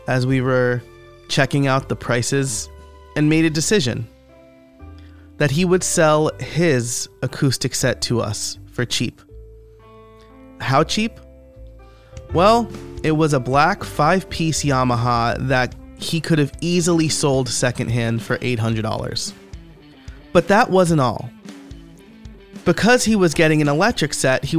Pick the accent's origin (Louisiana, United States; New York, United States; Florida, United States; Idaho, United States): New York, United States; Middletown; born or raised there